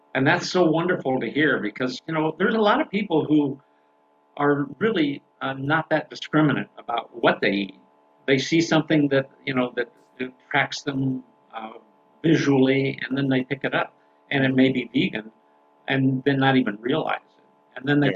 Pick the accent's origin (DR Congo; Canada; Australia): Canada; now in United States; as a Canadian citizen, I, I've been here in the United States